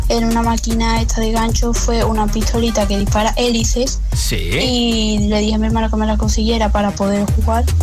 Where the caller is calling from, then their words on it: Seville, Andalusia, Spain; os escucho desde Sevilla